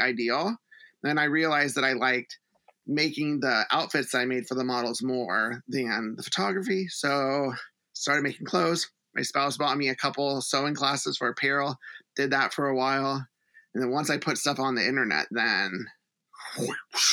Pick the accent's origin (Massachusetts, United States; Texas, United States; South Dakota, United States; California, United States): Texas, United States; Houston; moved away as an adult; also born or lived in Los Angeles; I grew up in Texas. Like, I'm from Houston